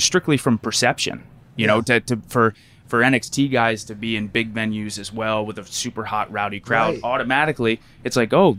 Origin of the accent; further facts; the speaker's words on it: Lancaster, Pennsylvania, United States; Lancaster, Pennsylvania. So Amish country.